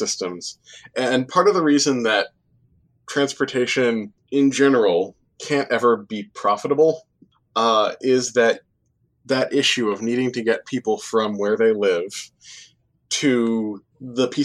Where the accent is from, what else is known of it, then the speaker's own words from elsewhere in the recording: New Jersey, United States; also born or lived in Worcester, Massachusetts; I grew up in New Jersey